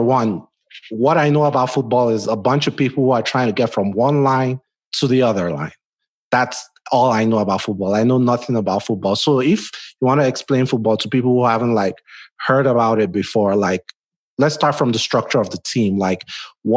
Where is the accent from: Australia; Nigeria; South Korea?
Nigeria; now in United States; I grew up in West Africa in Nigeria